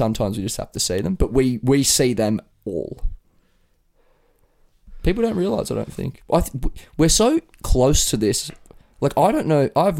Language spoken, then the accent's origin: English; Sydney, New South Wales, Australia; I'm from Kingsford.